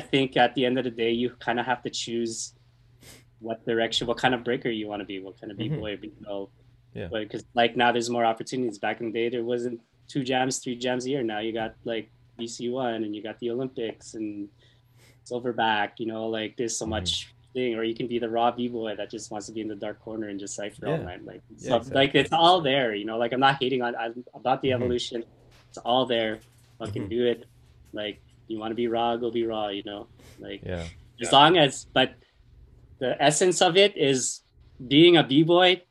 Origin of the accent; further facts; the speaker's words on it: Winnipeg, Manitoba, Canada; We're just fucking from Winnipeg